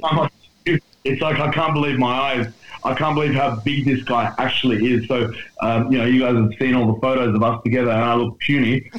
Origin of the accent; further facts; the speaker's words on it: Australia; otherwise known as the Australian Strength Coach